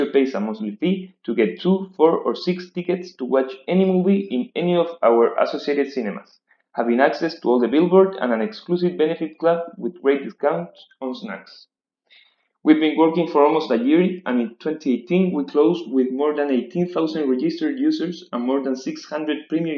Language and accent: English; Chile; from Chile